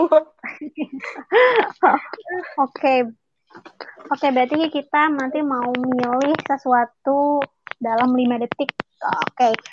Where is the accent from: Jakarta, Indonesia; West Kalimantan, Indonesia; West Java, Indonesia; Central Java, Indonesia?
West Java, Indonesia; Majalengka; Aku … dari Majalengka. aku asli Majalengka.